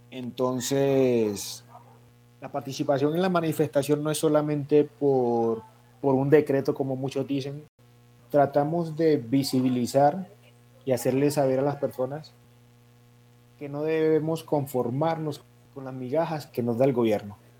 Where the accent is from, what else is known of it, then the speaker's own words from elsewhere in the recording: Buenaventura, Valle del Cauca, Colombia; moved away as an adult; now in Cali, Colombia; Voy a estudiar en Buenaventura. Yo me gradué en Buenaventura.